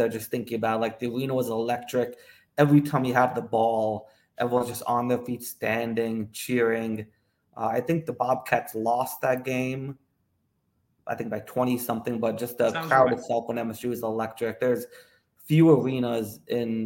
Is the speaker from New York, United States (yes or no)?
yes; New York, United States; moved away as an adult; now in Charlotte, United States; I grew up in New York. I lived there pretty much all my life until we moved down to Charlotte